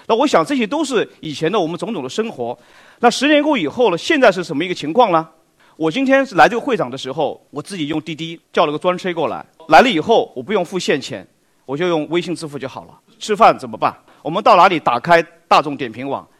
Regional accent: China; 大家知道食品安全一直是我们中国人非常关心的话题

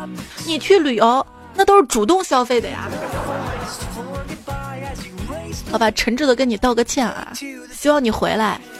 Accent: Northeast China, China; 要我说这些方法肯定不是我们东北人研究的，因为东北人不可能剩酒的。

